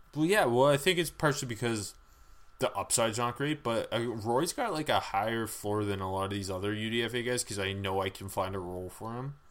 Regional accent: Canada; we are Canadian

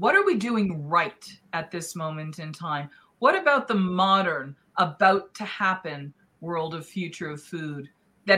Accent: New England, United States; I grew up in New England, and I grew up with the bountiful seafood that it's known for

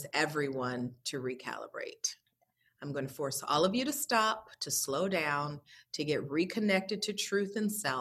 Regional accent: New York City, New York, United States; I'm a girl from Brooklyn

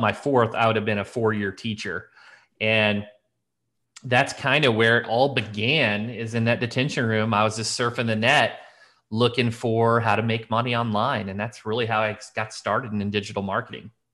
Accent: Elkville, Illinois, United States; I grew up in this little town. It was, geez, Elkville, Illinois

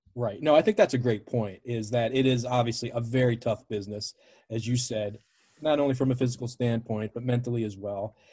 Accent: Baltimore, Maryland, United States; I grew up in Baltimore, an old W W F city

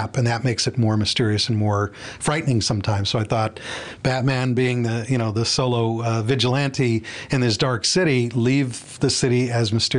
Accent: Cleveland, Ohio, United States; growing up in Cleveland, it's a condensed version of New York City

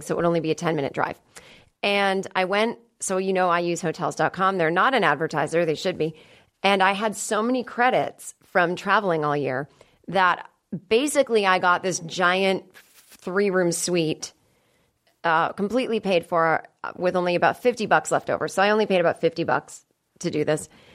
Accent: Boston, Massachusetts, United States; I'm from Boston

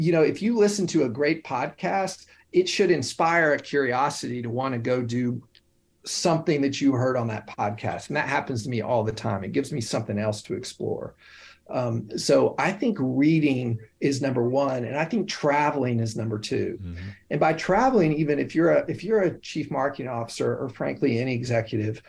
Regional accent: Knoxville, Tennessee, United States; moved away as an adult; also born or lived in Oxford, Ohio; now in New York City, United States; growing up in Knoxville, Tennessee, going to college in the Midwest

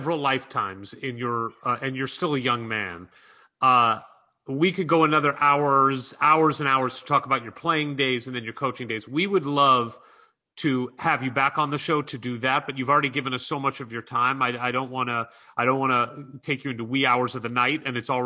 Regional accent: St. Louis, Missouri, United States; I'm from St. Louis, Missouri

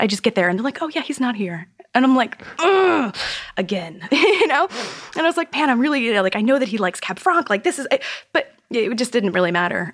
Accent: Florida, United States; moved away as an adult; now in New York City, United States; growing up in Florida

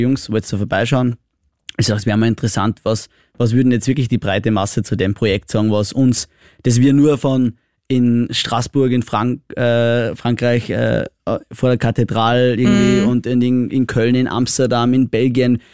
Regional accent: Austria; ich bin ein typischer Österreicher

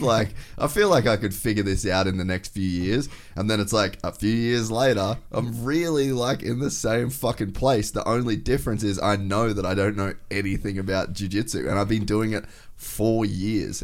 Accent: Cairns, Queensland, Australia; I grew up in Cairns

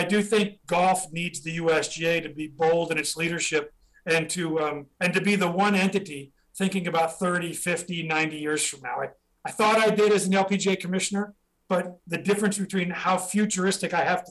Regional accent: Midwest, United States; now in Gladstone, United States; as a Midwestern kid

